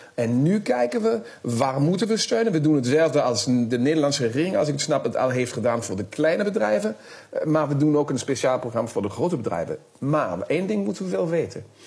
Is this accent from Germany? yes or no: yes; Germany; wij als Duitsers